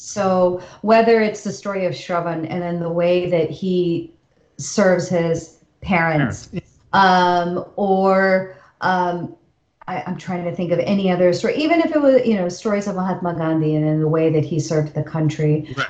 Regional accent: United States; for those of us born and raised here. We don't feel like guests in this country. Yeah. We are American

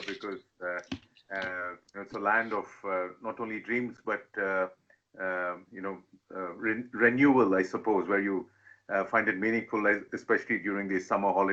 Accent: Hyderabad, Telangana, India; now in United States; I was born and I grew up in Hyderabad in southern India. My parents and I are Telugu.

